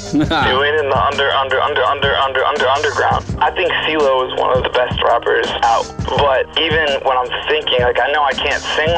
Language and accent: English; Keene, New Hampshire, United States; I'm from Keene, New Hampshire.